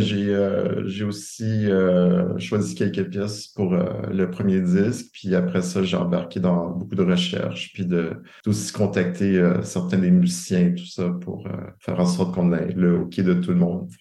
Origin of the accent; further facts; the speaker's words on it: Montreal, Quebec, Canada; j'ai grandi à Montréal.